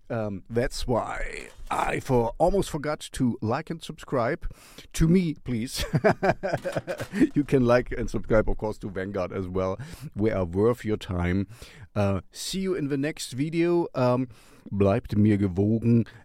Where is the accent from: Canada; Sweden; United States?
Sweden; Gothenburg, Västra Götaland; We are from Gothenburg.